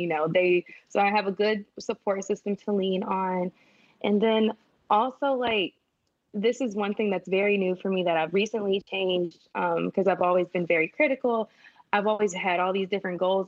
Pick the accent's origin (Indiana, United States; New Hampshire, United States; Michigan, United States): Michigan, United States; Flint; moved away; I'm from Flint, Michigan